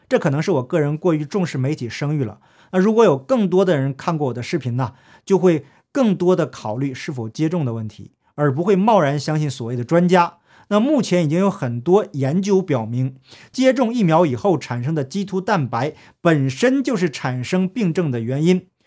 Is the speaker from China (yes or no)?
yes; China; 我从小在中共国接受的教育